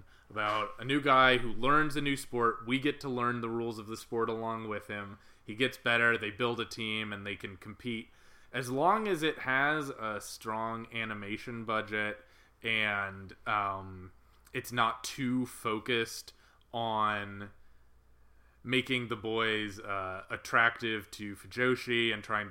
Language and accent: English; United States; I, as an American